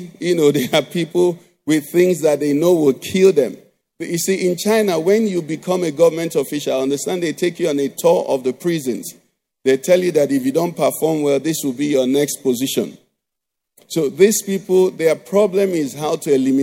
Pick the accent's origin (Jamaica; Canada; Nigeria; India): Nigeria; Enugu, Enugu State; growing up in Enugu, we had running water